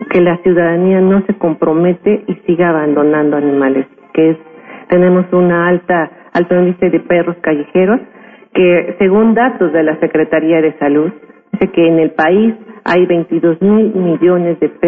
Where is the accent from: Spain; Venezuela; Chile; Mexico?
Mexico; San Martín Texmelucan, Puebla; Yo soy originario de San Martín, Texmeluca.